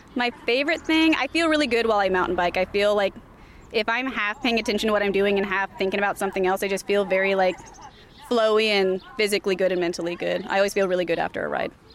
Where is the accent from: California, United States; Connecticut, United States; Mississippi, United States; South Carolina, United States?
California, United States; also born or lived in Iowa City; now in Des Moines, United States; I'm originally from California. I moved here from Iowa City uh, two years ago to Des Moines.